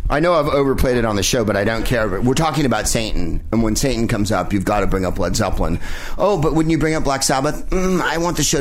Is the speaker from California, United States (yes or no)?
yes; San Francisco, California, United States; I'm from San Francisco, so